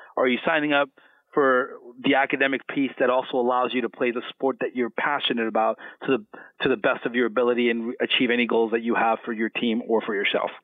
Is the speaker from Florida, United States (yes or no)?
yes; Miami, Florida, United States; moved away as an adult; I'm originally from Miami, Florida